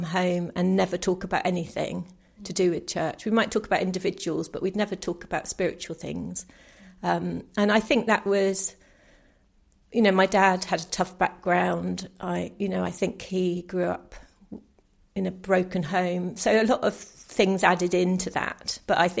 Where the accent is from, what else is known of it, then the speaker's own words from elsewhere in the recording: New Forest, South East England, United Kingdom; I grew up in the New Forest, so quite a rural area